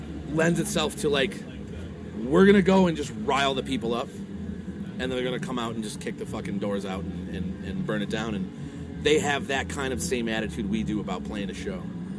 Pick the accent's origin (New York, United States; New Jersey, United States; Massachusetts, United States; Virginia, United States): New York, United States; Buffalo; my hometown of Buffalo, New York